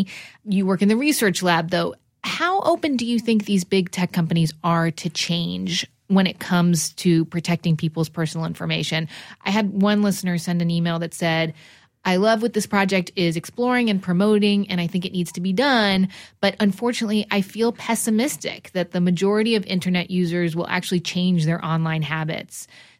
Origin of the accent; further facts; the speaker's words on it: New Jersey, United States; I'm also from New Jersey, and I'm also half Persian.